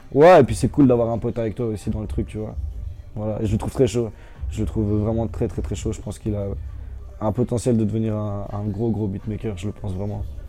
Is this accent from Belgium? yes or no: yes; Ottignies, Wallonia, Belgium; je viens pas de Louvain-la-Neuve, je viens d'Otigny